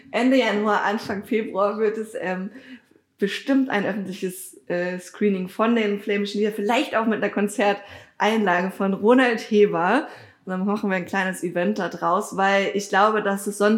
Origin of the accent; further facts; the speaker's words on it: Dahnsdorf, Brandenburg, Germany; Ich mache nämlich auch gerade so ein äh, Geschichtsprojekt ähm, in Dahnsdorf, also in meinem Heimatdorf, um zu gucken, wie sah dann das Dorf irgendwie früher aus und so, weil wir wären 2027 auch 700 Jahre alt